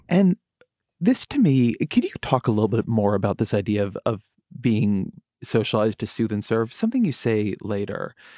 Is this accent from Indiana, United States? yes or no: no; Irvine, California, United States; I grew up there. That is my, my hometown, my hometown university